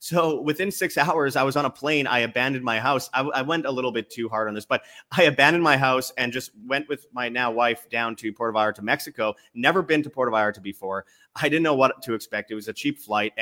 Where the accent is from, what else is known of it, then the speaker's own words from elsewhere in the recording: Canada; also born or lived in Egypt; I'm Canadian